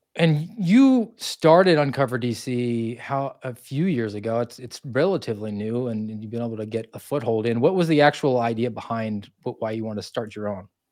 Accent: Georgia, United States; I grew up in Georgia and my family came from New Jersey

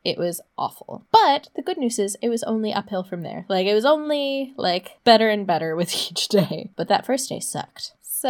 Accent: Los Angeles, California, United States; I got a Dodgers hat because I figured at least I was from Los Angeles.

